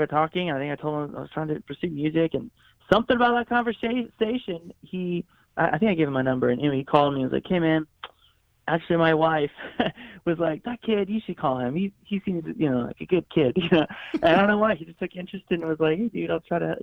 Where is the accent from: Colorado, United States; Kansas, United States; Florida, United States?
Florida, United States; moved away as an adult; also born or lived in Atlanta, Georgia / Los Angeles, California; now in Nashville, United States; I grew up in Florida. I was born in Atlanta, Georgia area. But I mean, from age 4 to 20 or 19, basically